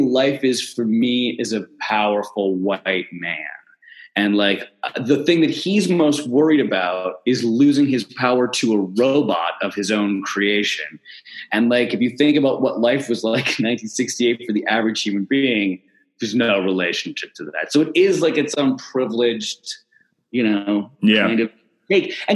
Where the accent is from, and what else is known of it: Canada